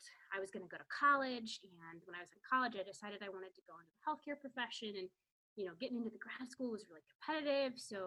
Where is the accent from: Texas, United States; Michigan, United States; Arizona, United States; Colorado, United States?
Colorado, United States; moved away as an adult; also born or lived in Western Pennsylvania / Toledo, Ohio; I'm originally from Colorado.